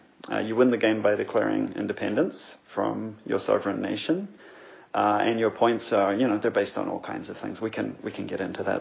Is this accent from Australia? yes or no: no; New Zealand; now in Montreal, Canada; I grew up in New Zealand, where the Maori are the indigenous population